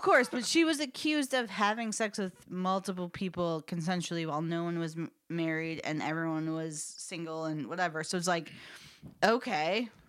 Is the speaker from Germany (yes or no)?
no; Chicago, Illinois, United States; I grew up in Chica-, Chicago area